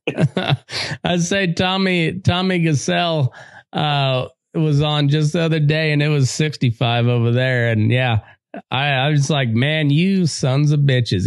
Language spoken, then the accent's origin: English; Great Plains Dust Bowl area of Colorado, United States; now in Nevada, United States; I grew up in uh, in Great Plains Dust Bowl area of uh, of Colorado